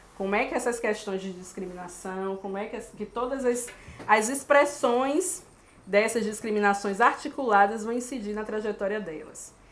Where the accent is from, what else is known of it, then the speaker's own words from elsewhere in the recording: Salvador, Bahia, Brazil; moved away as an adult; also born or lived in Lisbon, Portugal; a cidade que eu venho, que é Salvador, localizada no nordeste do Brasil